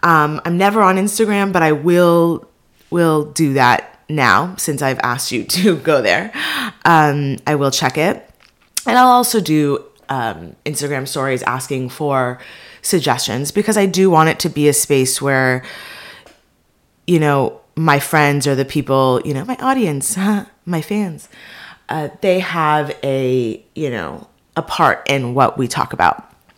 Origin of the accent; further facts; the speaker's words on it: Beverly Hills, California, United States; now in Los Angeles, United States; that I'm Jewish, I'm living in LA, that I grew up in Beverly Hills, you know, that I'm just a first generation American.